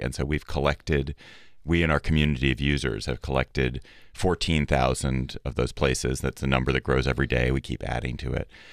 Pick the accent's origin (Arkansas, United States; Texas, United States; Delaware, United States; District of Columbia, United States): District of Columbia, United States; Washington; my hometown of D C